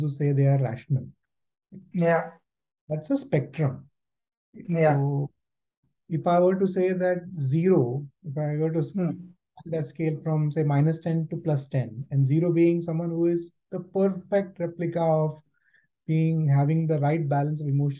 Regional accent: India; moved away as an adult; also born or lived in Germany; now in United Kingdom; I was born and brought up in India

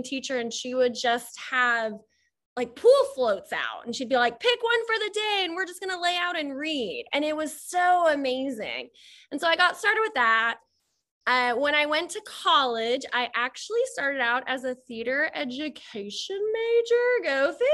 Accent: Texas, United States; I'm from Texas

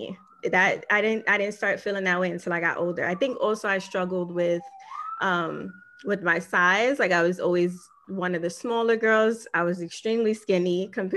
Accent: New York City, New York, United States; I grew up in East Harlem

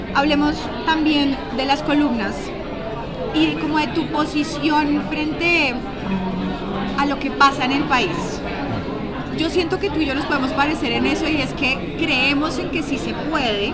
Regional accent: Bogotá, Colombia; yo soy bogotana, nacida y criada acá

